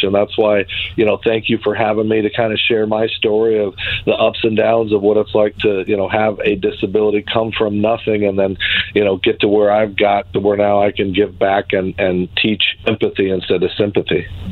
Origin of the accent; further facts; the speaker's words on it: Arizona, United States; moved away as an adult; also born or lived in Minnesota / Connecticut; born uh, and raised in Arizona